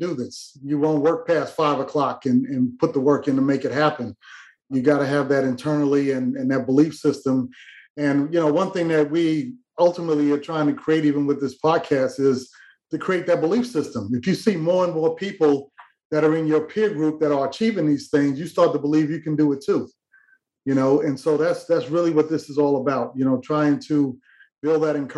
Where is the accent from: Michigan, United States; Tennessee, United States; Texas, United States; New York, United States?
New York, United States; I'm from New York